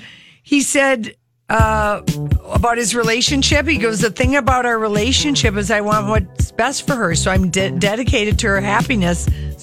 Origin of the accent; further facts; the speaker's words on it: the South, United States; but I'm from the South. I love a good old-fashioned drugstore strip lash.